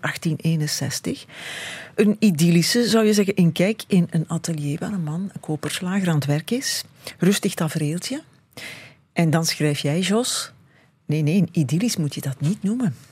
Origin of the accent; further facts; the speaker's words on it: Phnom Penh, Cambodia; moved away; Ik ben geboren in Cambodja en ik heb jarenlang samen met mijn broertje en mijn zusje gewerkt in een textielfabriek in de hoofdstad Phnom Penh.